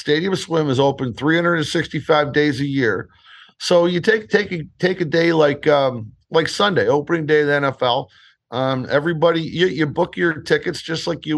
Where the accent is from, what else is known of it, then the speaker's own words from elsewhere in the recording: Detroit, Michigan, United States; I grew up in Detroit, but I've been coming to Vegas since the 80s.